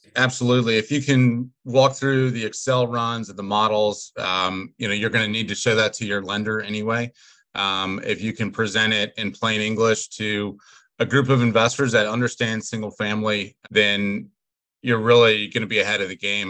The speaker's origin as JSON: {"language": "English", "town": "Atlanta", "region": "Georgia", "country": "United States", "moved": "as an adult", "lives_now": "Richmond, United States", "said": "I'm originally from Atlanta. Uh, I went to the University of Richmond. That's what brought me up here"}